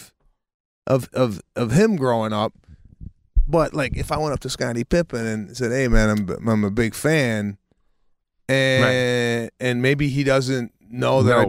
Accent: Chicago, Illinois, United States; you're from Chicago, right? I said, yeah.

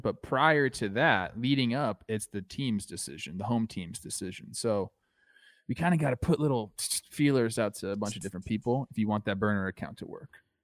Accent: Castaic, California, United States; my hometown

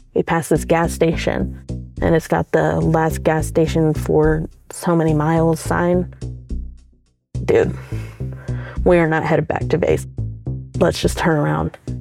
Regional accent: the South, United States; we're both from the South

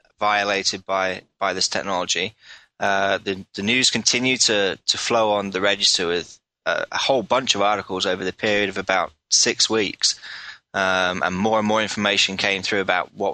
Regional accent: England, United Kingdom; I'm from England

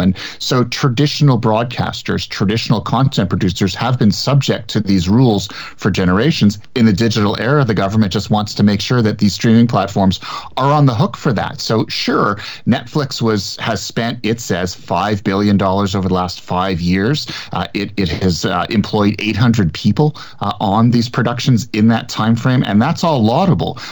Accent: Montreal, Quebec, Canada; now in Toronto, Canada; I grew up in Montreal

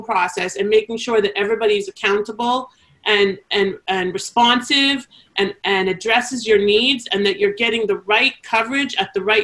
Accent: Canada; accent: Canadian; my Canadian accent.

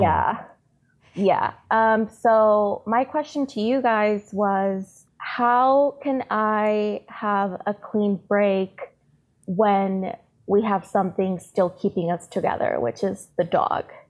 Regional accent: San Diego, California, United States; also born or lived in Tijuana; I was born in San Diego, but my family is all in Tijuana. So I've always been back and forth across the border.

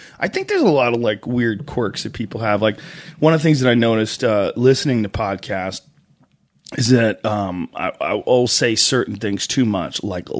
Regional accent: Boston, Massachusetts, United States; accent: Boston; I grew up in Boston, and Boston has a very disgusting accent.

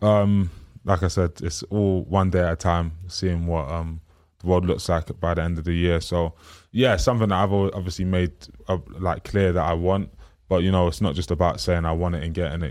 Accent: London, United Kingdom; the area that I'm, um, from and grew up

